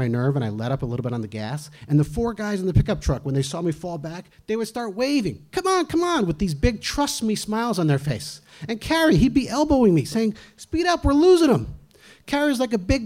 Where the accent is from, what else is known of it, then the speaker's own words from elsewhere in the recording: New Jersey, United States; now in Easthampton, United States; I grew up in New Jersey, where if you're not actively scamming someone, someone is scamming you.